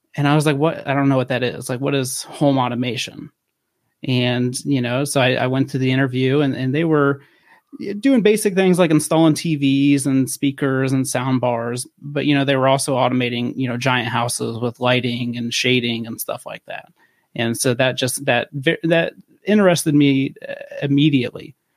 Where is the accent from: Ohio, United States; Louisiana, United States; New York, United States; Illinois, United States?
Ohio, United States; western; I'm originally from the, the western side of Ohio